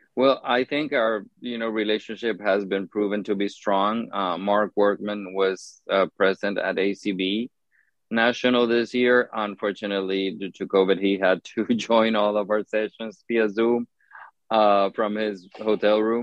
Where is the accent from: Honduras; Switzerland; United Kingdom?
Honduras; moved away as an adult; now in United States; the organization that I worked for in Honduras, that I was part of the board of directors for many, many years